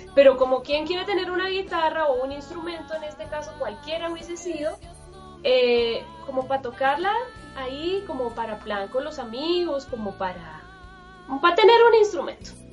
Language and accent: Spanish; Chile; moved away as an adult; now in Colombia; soy chilena, pero vivo ya en Colombia hace 13 años